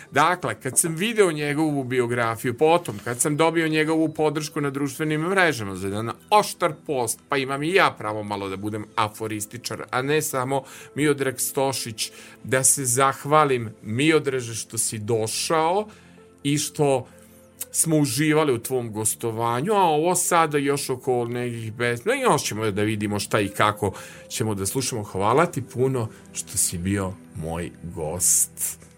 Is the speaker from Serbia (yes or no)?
yes; Novi Sad, Vojvodina, Serbia; bio sam najkovrđaviji, najmršaviji čovek na detelinari